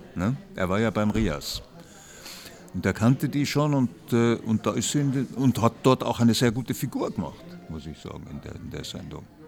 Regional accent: Vienna, Austria; wie man bei uns in Wien sagt

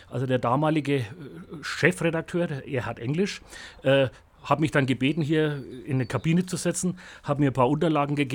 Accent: Bavaria, Germany; accent: Franconian; Ich habe gesagt, nee, als Franke hat man da eh keine keine Chance mehr, spricht dazu Fränkisch, also das funktioniert nicht.

